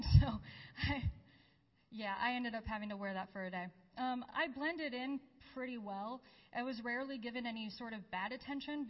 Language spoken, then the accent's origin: English; United States; also born or lived in Jordan; I had to be tactful and diplomatic as an American to Jordanians